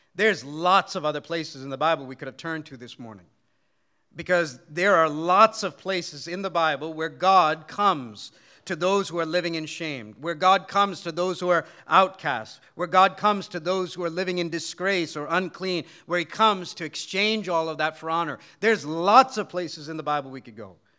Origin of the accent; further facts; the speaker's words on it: United States; though I was born and raised in America, my parents come from India